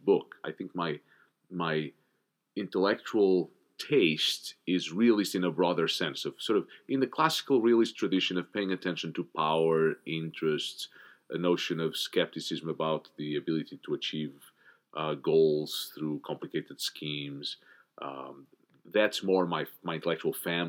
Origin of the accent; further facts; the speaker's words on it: Portugal; moved away as an adult; I grew up in Portugal